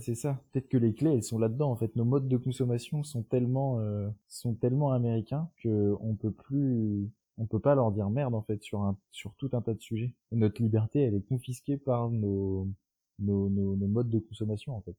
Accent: France; en France notre culture politique

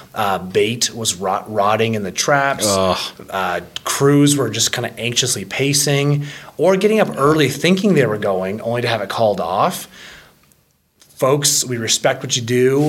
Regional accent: Ontario, Canada; moved away; Growing up in Ontario

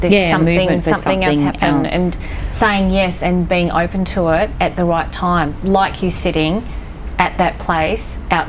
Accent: New Zealand; I'm New Zealander

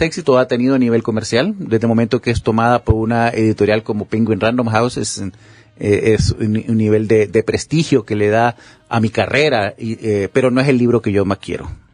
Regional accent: Honduras; moved away as an adult; este es el país que yo amo, este es el país en el que yo nací

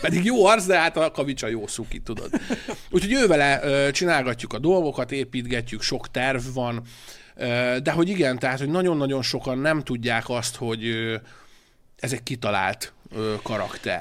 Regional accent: Hungary; moved away as an adult; also born or lived in Budapest; vidéki srác vagyok

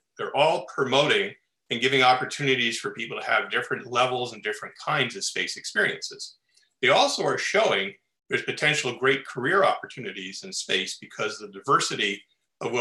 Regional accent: Los Angeles, California, United States; Born and raised in Los Angeles and love living here.

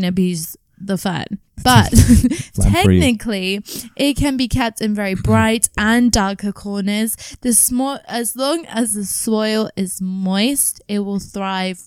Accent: South Africa; I am South African.

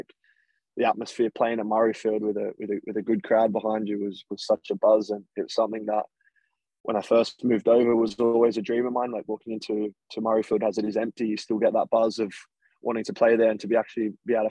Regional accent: Australia; moved away as an adult; now in Edinburgh, United Kingdom; playing locally back home for my local club

